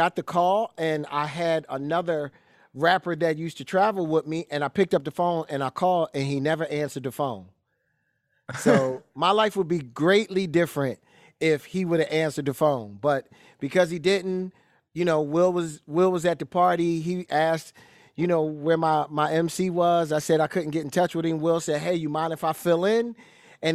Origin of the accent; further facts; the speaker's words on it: Philadelphia, Pennsylvania, United States; growing up in Philly, you're growing up in the home of Gambling Huff, which is, you know, like growing up in Detroit with Motown.